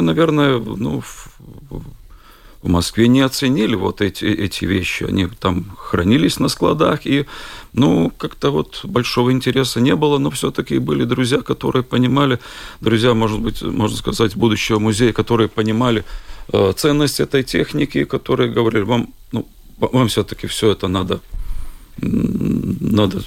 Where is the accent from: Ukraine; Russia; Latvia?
Latvia; Bauska; я из Бауска